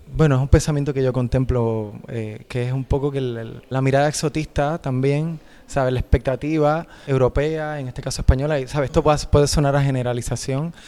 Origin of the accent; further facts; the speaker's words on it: Puerto Rico; moved away as an adult; now in Spain; Yo me fui de Puerto Rico